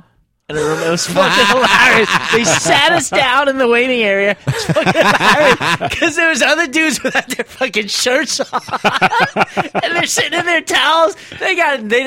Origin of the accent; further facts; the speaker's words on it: Bethlehem, Pennsylvania, United States; I'm from Bethlehem.